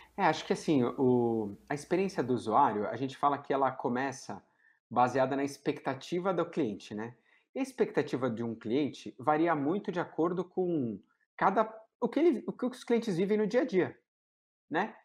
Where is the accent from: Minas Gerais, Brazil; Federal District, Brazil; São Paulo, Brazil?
São Paulo, Brazil; Sou de São Paulo, né? Nasci e criado em, em São Paulo